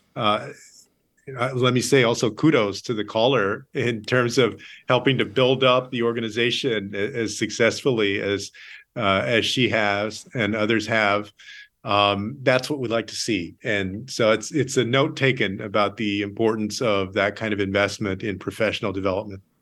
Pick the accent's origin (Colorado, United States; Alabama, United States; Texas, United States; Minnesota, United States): Texas, United States; San Antonio; I grew up here in San Antonio, Texas